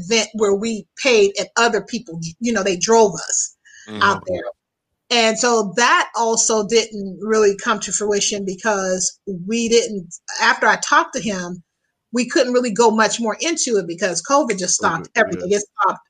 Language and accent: English; Midwest, United States; I'm from the Midwest, but I'm not from the city of Chicago.